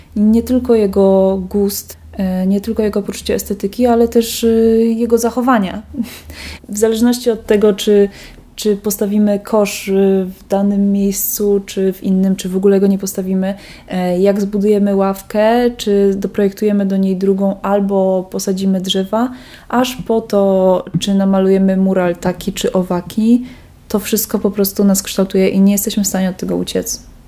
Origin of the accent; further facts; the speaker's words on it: Kraków, Lesser Poland, Poland; moved away as an adult; now in Wrocław, Poland; Ja nie jestem wrocławianką oryginalnie, pochodzę z Krakowa